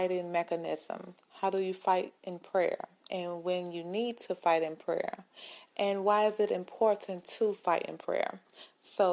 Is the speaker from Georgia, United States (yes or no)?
no; Greenwood, Mississippi, United States; Greenwood, Mississippi, my hometown